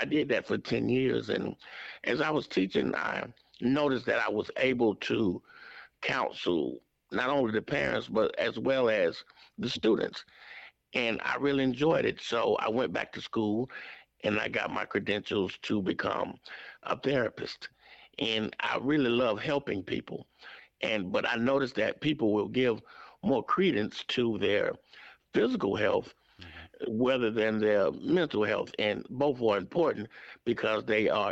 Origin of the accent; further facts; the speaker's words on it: Atlanta, Georgia, United States; I grew up right here in the Atlanta area, in an area town called Kirkwood